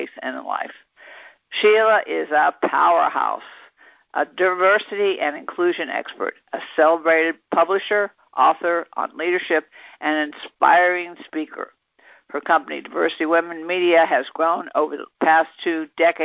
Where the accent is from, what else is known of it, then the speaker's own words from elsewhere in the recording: the South, United States; we're both from the South